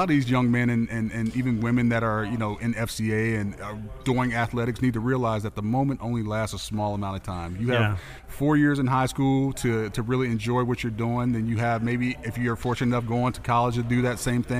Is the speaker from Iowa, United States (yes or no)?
no; Tampa, Florida, United States; I'm from Tampa